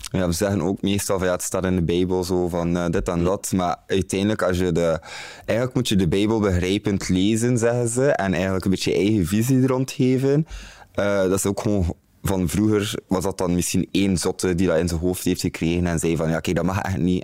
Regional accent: Bruges, Flanders, Belgium; moved away as an adult; now in Antwerp, Belgium; ik kom uit Brugge, dat is heel anders daar

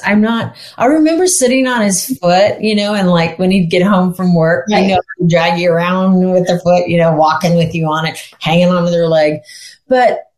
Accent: Sacramento, California, United States; also born or lived in Hollywood, California / Madera, California / Lake Tahoe; I was born in Hollywood and I was raised in Sacramento, California

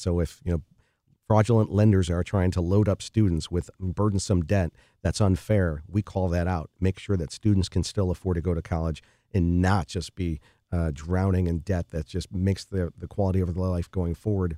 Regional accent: Chicago, Illinois, United States; I grew up in the Rosa neighborhood of Chicago

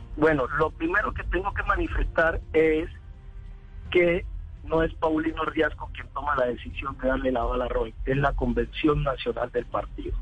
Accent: López de Micay, Cauca, Colombia; yo soy de López de Micay, donde nace el partido

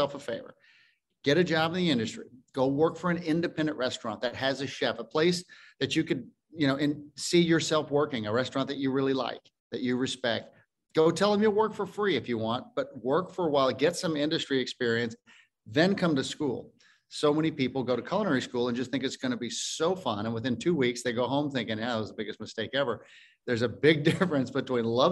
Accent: Fort Worth, Texas, United States; also born or lived in Tennessee / Vermont; I was born right here in Fort Worth, Texas, Harris Hospital, 1970. I went to Fort Worth Country Day School and Arlington Heights High School

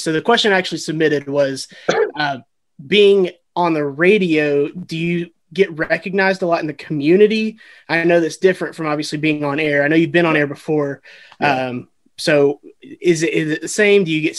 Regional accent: Kennesaw, Georgia, United States; I'm happy to be here. I'm from Kennesaw, Georgia

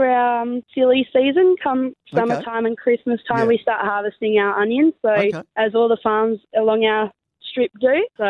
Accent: Myalup, Western Australia, Australia; we're vegetable farmers from Mylop.

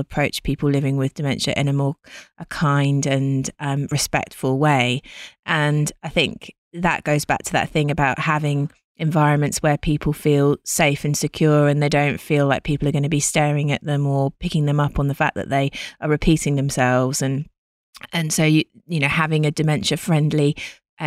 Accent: England, United Kingdom; now in Australia; I'm from England and UK

